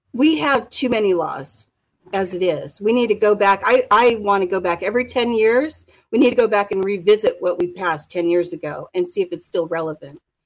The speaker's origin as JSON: {"language": "English", "town": "Anchorage", "region": "Alaska", "country": "United States", "said": "I'm fourth generation Alaskan. And we've been in Anchorage for fifty years in the same house"}